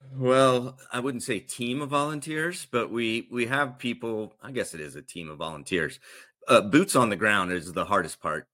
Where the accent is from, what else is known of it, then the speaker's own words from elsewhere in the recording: the South, United States; now in Florida, United States; I grew up in the South